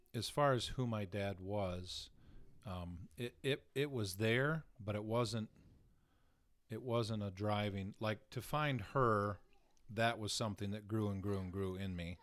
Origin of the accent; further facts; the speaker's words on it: Southern Tier, Steuben County, New York, United States; the area that I grew up in was Southern Tier, uh, Steuben County